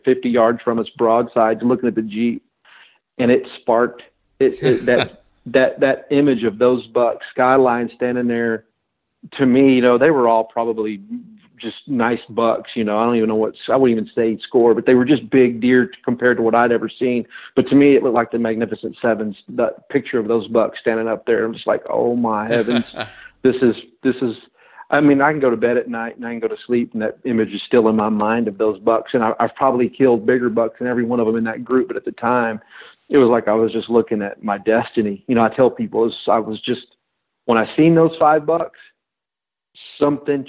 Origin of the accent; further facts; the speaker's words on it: Texas, United States; moved away as an adult; growing up in Texas, October meant bow season